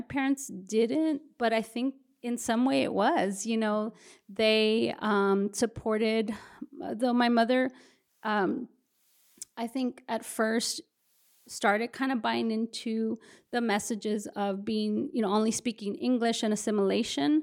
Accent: Brownsville, Texas, United States; moved away as an adult; also born or lived in Houston, Texas; now in San Antonio, United States; spent the majority of my, uh, adolescence and adulthood in the Rio Grande Valley in Brownsville, Texas

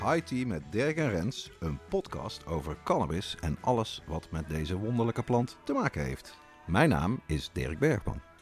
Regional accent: North Brabant, Netherlands; Ik ben zelf een Brabander

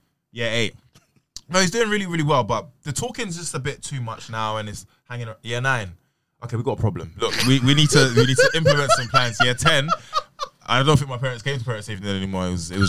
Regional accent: Peckham, London, United Kingdom; My school's in Brixton. I mean, it's in Campbell, and like opposite Brixton. I'm from Peckham.

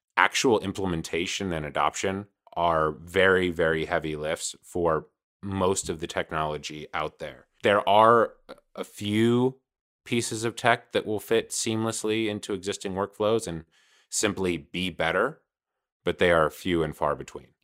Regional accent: Los Angeles, California, United States; I'm from Los Angeles, California

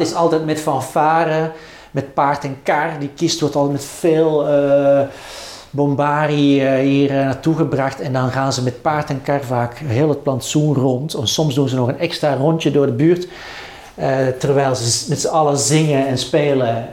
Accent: Edegem, Flanders, Belgium; also born or lived in Antwerp; ik ben opgegroeid in de Victoriastraat in Edegem

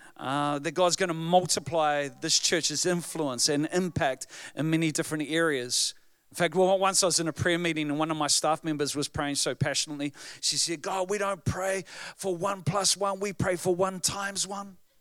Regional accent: New Zealand; I am from New Zealand

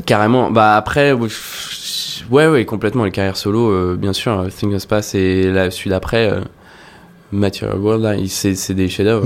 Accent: La Rochelle, Nouvelle-Aquitaine, France; je, me baladais à La Rochelle, là où j'ai grandi

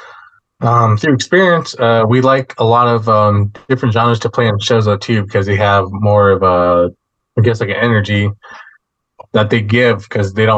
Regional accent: Albuquerque, New Mexico, United States; also born or lived in Meridian, Mississippi; I was raised out here in Albuquerque, but I'm half Navajo and half Choctaw. I was born in Mississippi, Meridian, Mississippi

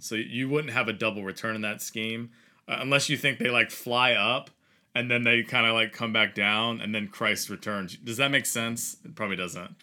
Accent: Virginia, United States; growing up in Virginia

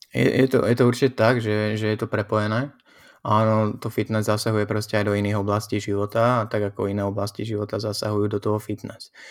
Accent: Slovakia; now in Brno, Czechia; Som Slovák

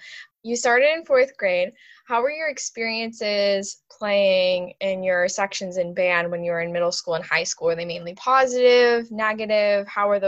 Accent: Buffalo, New York, United States; So I'm originally from Buffalo, so it's just snow.

